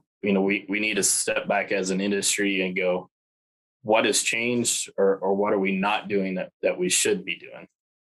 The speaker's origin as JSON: {"language": "English", "town": "Happy", "region": "Texas", "country": "United States", "tie": "born or raised there", "moved": "as an adult", "lives_now": "Nebraska, United States", "said": "most of my younger life, I grew up in Happy, Texas"}